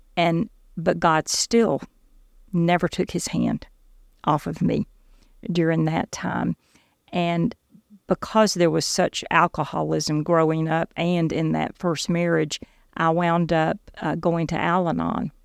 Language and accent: English; South Georgia, United States; I grew up in South Georgia in a pretty dysfunctional home.